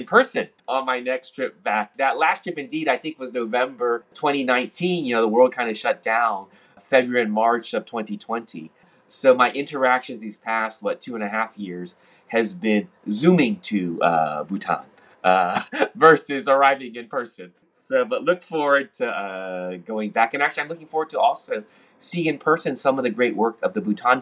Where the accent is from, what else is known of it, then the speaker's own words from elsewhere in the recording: United States; moved away; also born or lived in Hong Kong; I'm an American, but I was living at that time in Hong Kong